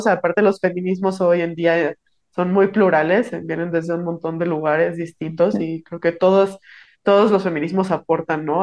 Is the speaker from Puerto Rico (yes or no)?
no; Morelia, Michoacán, Mexico; Yo soy de Morelia, Michoacán